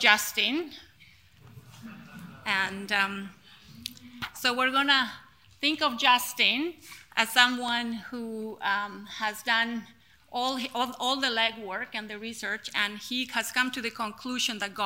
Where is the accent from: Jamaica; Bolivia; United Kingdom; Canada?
Bolivia; La Paz; I was born in La Paz, which you're looking at there on your screen is La Paz City, which is the highest city in the world.